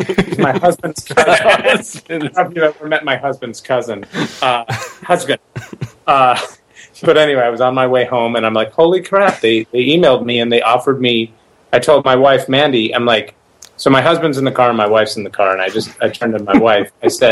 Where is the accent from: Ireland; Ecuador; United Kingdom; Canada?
Canada; Montreal, Quebec; born there; I was born in Montreal, so I spoke the little broken French that I knew.